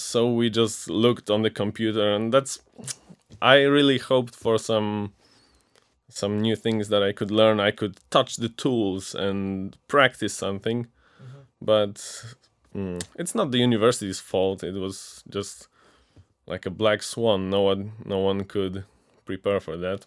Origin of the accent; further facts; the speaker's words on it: Ostrowy, Silesian Voivodeship, Poland; moved away as an adult; now in Wrocław, Poland; I'm from Ostrowy, a small town in the Silesian voivodeship that's near Częstochowa